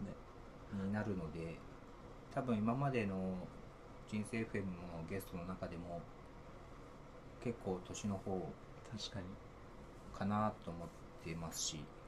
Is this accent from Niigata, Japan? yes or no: yes; Niigata, Japan; moved away as an adult; もともと私新潟県出身なんですけど新潟にいるなんか工業高校に入りまして